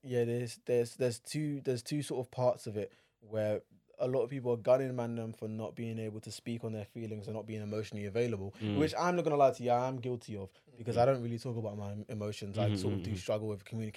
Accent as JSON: {"language": "English", "town": "Abeokuta", "region": "Ogun State", "country": "Nigeria", "said": "I'm from Abeokuta."}